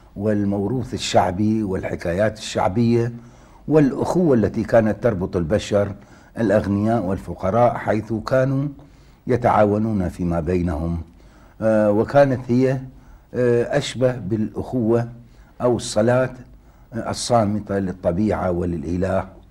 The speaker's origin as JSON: {"language": "Arabic", "town": "Baghdad", "region": "Baghdad Governorate", "country": "Iraq", "tie": "born or raised there", "said": "شهدت بغداد منذ مولدي حتى الآن"}